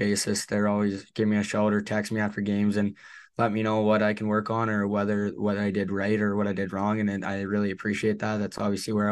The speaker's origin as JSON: {"language": "English", "area": "near Edmonton", "region": "Alberta", "country": "Canada", "tie": "born or raised there", "said": "It's my hometown, or it's near my hometown as well"}